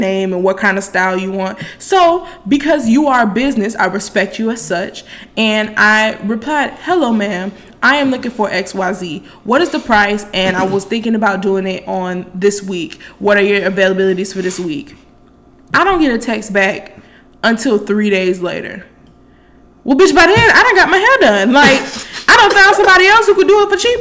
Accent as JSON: {"language": "English", "town": "Miami", "region": "Florida", "country": "United States", "said": "I'm from Miami, Florida"}